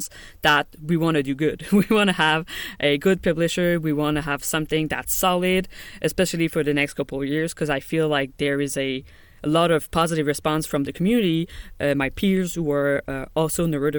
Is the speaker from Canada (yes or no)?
yes; Montreal, Quebec, Canada; I grew up in Canada, in Montreal, Quebec.